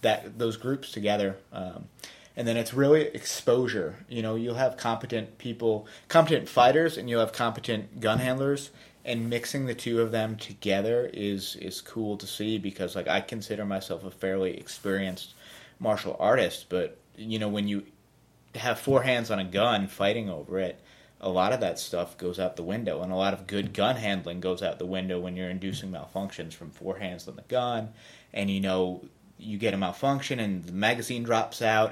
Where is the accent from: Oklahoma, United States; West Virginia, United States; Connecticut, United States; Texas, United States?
Connecticut, United States; Hartford; moved away as an adult; now in Dallas, United States; I grew up right outside of Hartford, Connecticut